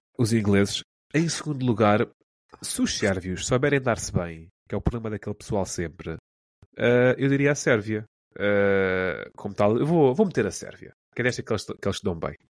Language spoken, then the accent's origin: Portuguese; Portugal; como português